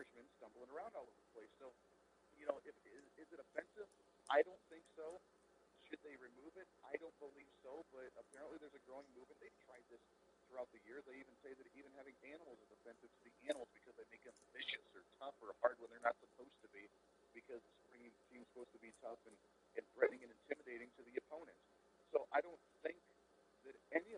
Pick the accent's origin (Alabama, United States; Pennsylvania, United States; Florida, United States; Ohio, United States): Ohio, United States; growing up in Ohio, I was a Cleveland Indians fan